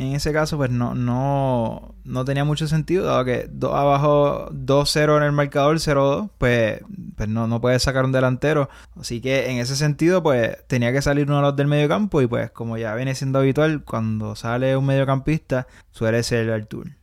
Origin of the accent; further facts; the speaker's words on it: Puerto Rico; de donde somos nosotros, de Puerto Rico